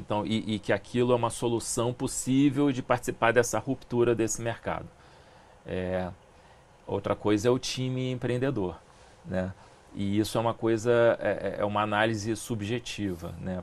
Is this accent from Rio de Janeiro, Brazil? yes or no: yes; Rio de Janeiro, Brazil; eu morei a vida inteira em Ipanema